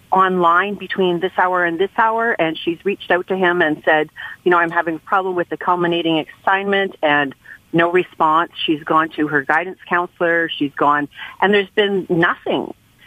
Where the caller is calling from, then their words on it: St. Joseph Island, Ontario, Canada; I'm calling from St. Joe's Island in Northern Ontario.